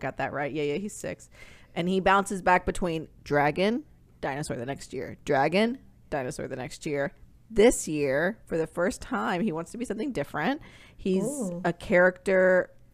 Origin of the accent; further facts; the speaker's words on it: North Georgia, United States; growing up in North Georgia, it was so cold there